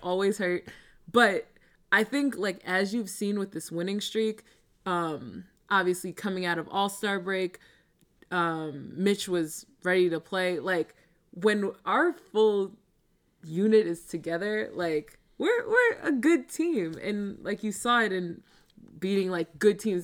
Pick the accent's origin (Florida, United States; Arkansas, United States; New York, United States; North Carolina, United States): New York, United States; Baldwin; I grew up on Long Island.